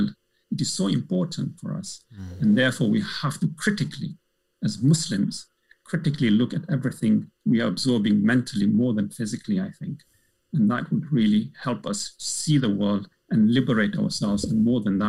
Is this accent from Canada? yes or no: no; Malawi; now in United Kingdom; Coming from an African background, I'm originally from Malawi